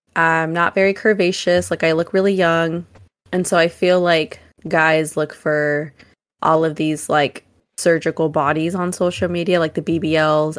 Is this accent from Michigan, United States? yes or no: no; Oakland, California, United States; I'm from Oakland